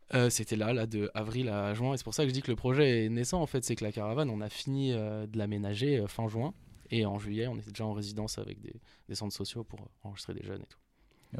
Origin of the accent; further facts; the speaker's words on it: Paris, Île-de-France, France; Je viens de Paris, à Porte de Saint-Ouen